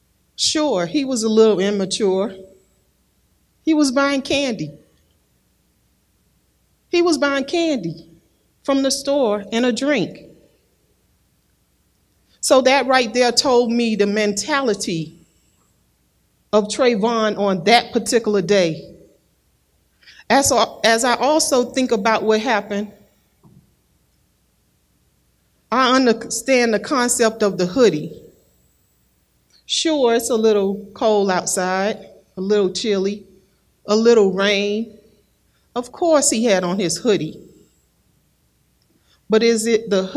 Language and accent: English; Florida, United States; I am from Florida. I was born and raised in Florida